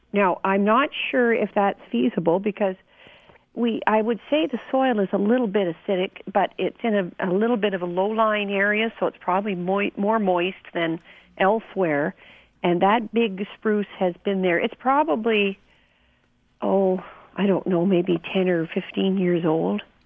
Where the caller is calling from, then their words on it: Minden, Ontario, Canada; I live in Minden. I'm just visiting my mom, so oh. I'm calling from Toronto